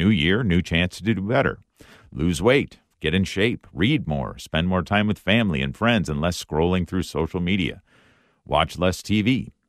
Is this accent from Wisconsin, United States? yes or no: yes; Wisconsin, United States; growing up in Wisconsin, I became a Green Bay Packer fan at a very young age.